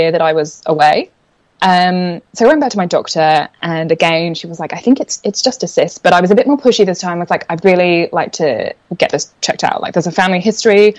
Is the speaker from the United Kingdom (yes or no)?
yes; England, United Kingdom; moved away as an adult; also born or lived in London; now in Australia; I'm originally from England, which I'm sure is semi-evident in the accent, but I picked up a few Australian, like, water and whatevers, so they'll pop out